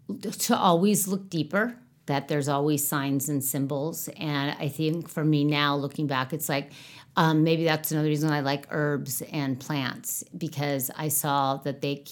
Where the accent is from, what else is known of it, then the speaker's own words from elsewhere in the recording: Manhattan Beach, California, United States; we grew up in Manhattan Beach in the 60s, 70s.